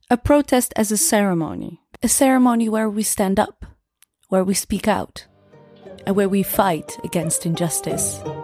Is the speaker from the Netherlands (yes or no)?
yes; Netherlands; born and raised in the Netherlands